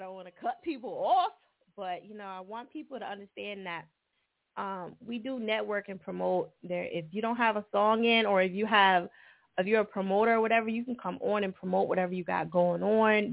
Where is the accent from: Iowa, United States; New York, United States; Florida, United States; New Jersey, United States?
New Jersey, United States; moved away; I'm originally from Jersey.